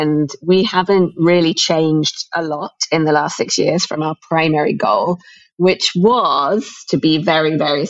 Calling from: Mumbai, Maharashtra, India; I am here in Mumbai and excited to talk about fintech and all things finance.

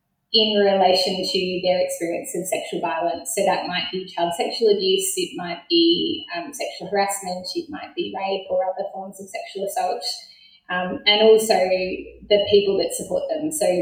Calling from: Launceston, Tasmania, Australia; I'm joining you from Launceston, which is an important meeting point where three rivers converge here in Tasmania.

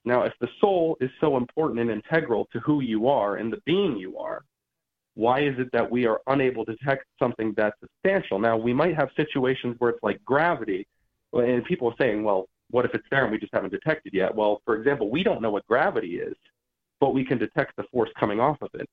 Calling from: Georgia, United States; I'm calling from Georgia

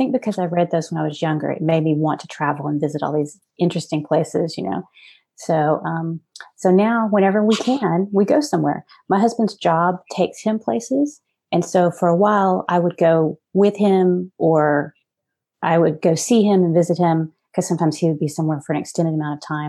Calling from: Houston, Texas, United States; I'm in Houston, so not that far.

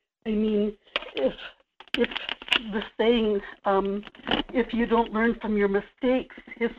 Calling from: Kodiak, Alaska, United States; in Kodiak.

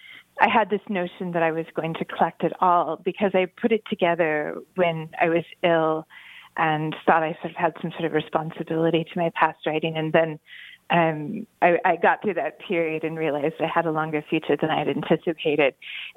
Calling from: Cambridge, East of England, United Kingdom; I'm calling from Peterhouse College at Cambridge University.

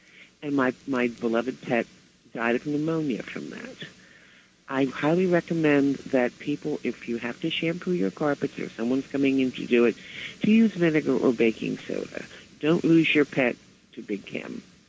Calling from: Flemington, New Jersey, United States; I live in Flemington, New Jersey, and I want to share a couple of points.

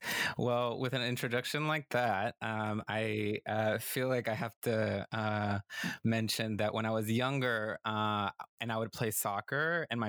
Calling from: Durham, North Carolina, United States; And I'm calling from the South, and Durham, North Carolina.

